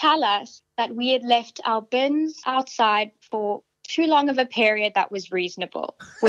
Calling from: Sydney, New South Wales, Australia; I'm calling from Neutral Bay.

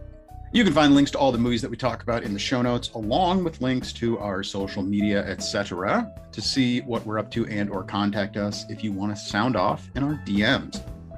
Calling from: Madison, Wisconsin, United States; I am coming in from Madison, Wisconsin.

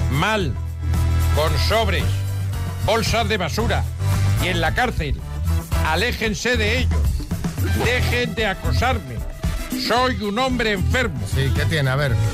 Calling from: Seville, Andalusia, Spain; de Sevilla. Soy taxista.

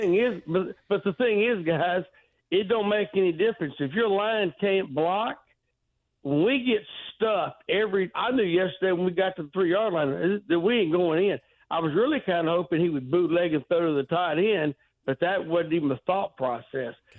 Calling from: Texas, United States; I'm calling you from Texas.

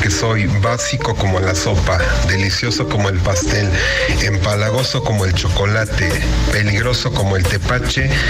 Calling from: Mexico; Saludos desde México.

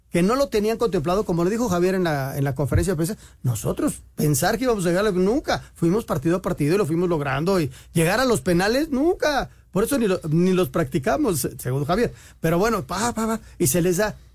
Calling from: Morelia, Michoacán, Mexico; Bueno, eh, buenas noches, señores. … de Morelia.

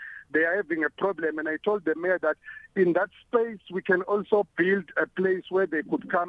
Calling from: Ekulindeni, Mpumalanga, South Africa; I'm calling from Ekulindeni Township, which is in Mpumalanga, not very far from Swaziland, in the eastern border.

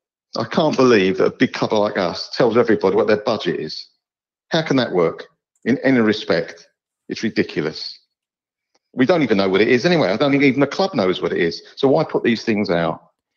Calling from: East of England, United Kingdom; from Essex.

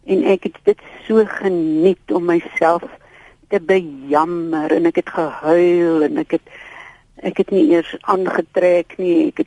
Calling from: Pretoria, Gauteng, South Africa; van Pretoria

